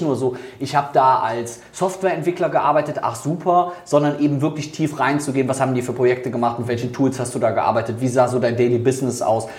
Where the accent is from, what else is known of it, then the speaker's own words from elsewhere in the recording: Germany; also born or lived in Netherlands; bei uns in Deutschland